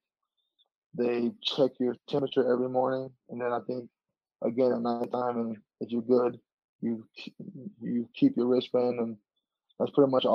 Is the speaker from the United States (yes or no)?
yes; Chicago, Illinois, United States; moved away as an adult; now in Denver, United States; I'm originally from Chicago.